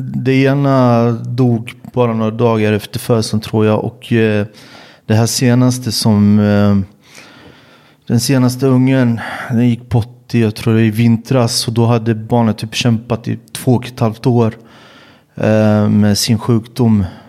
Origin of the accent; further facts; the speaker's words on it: Jönköping, Jönköping County, Sweden; moved away as an adult; also born or lived in Malmö / Stockholm / Serbia; jag är född i Sverige, jag är född i Jönköping